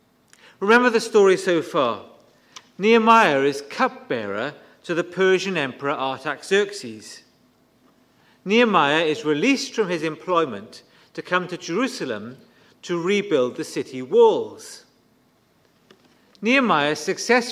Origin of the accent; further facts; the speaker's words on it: Bridgend, Wales, United Kingdom; When I was growing up in Bridgend, we saw several church splits